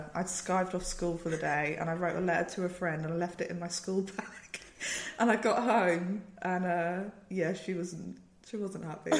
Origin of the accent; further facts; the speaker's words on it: Norwich, East of England, United Kingdom; We grew up in Norwich, in the same house all our lives.